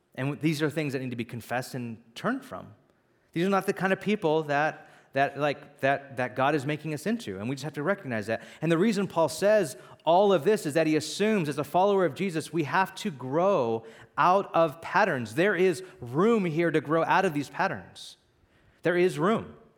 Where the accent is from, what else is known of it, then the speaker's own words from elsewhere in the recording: Bakersfield, California, United States; also born or lived in Santa Barbara, California; now in San Francisco, United States; I was born and raised in Bakersfield, California, which is the valley